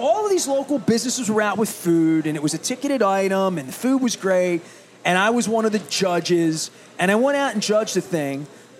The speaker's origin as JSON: {"language": "English", "town": "Dundalk", "region": "Maryland", "country": "United States", "said": "And I'm from Dundalk. I know what downtown Dundalk looks like."}